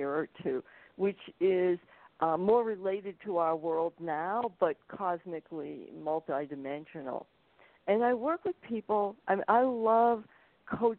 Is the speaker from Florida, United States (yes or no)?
no; Boston, Massachusetts, United States; now in Santa Fe, United States; I'm originally from Massachusetts, Boston area, and I grew up being an artist